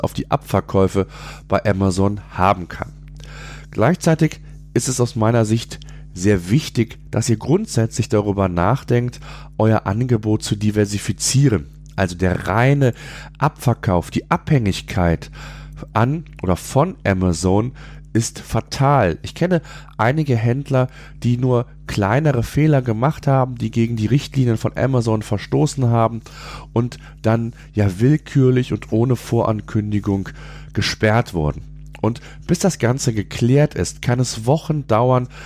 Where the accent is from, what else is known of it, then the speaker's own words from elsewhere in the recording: Germany; hier bei uns in Deutschland